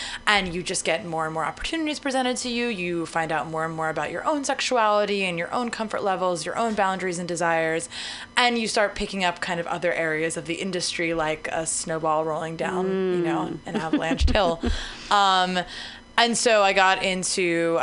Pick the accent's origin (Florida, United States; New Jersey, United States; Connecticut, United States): New Jersey, United States; moved away as an adult; also born or lived in Baltimore; now in San Francisco, United States; I'm from New Jersey, the wonderful, beautiful garden state of New Jersey